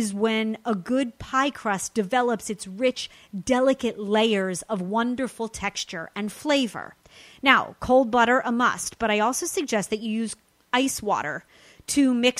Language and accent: English; Los Angeles, California, United States; my hometown